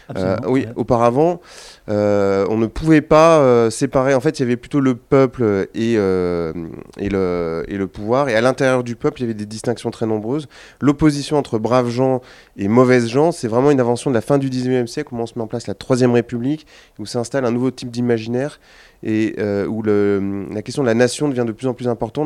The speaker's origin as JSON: {"language": "French", "town": "Lyon", "region": "Auvergne-Rhône-Alpes", "country": "France", "said": "moi, je suis lyonnais"}